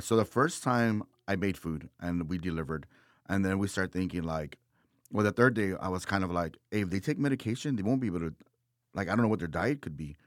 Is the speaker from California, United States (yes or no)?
no; Texas, United States; I'm from Texas